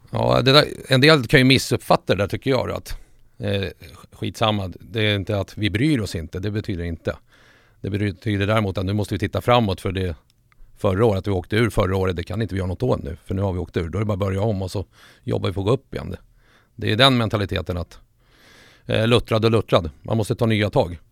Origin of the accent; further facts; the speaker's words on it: Solna, Stockholm County, Sweden; also born or lived in Sundsvall; Jag föddes i Sundsvall men morsan och den sidan av släkten var ju från Solberga. Där fanns det lite Bajen redan. Sen när vi flyttade till Stockholm, typ i lågstadiet. Ja, vi flyttade till Solna, Huvudsta närmare bestämt